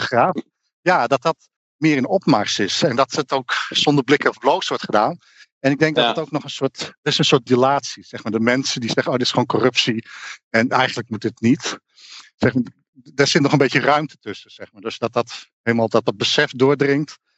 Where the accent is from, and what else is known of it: Netherlands